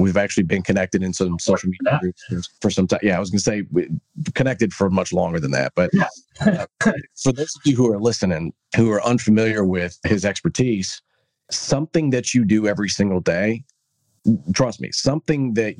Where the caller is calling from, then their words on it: Texas, United States; I'm calling you from Texas.